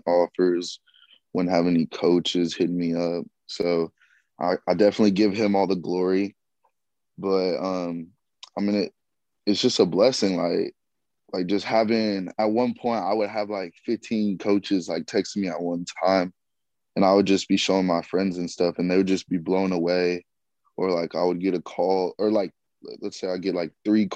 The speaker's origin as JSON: {"language": "English", "town": "Austin", "region": "Texas", "country": "United States", "moved": "yes", "lives_now": "Fayetteville, United States", "said": "I'm from Austin, Texas."}